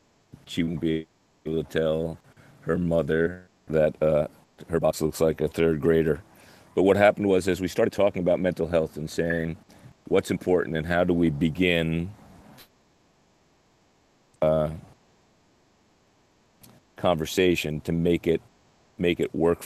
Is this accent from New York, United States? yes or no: yes; New York, United States; I'm from New York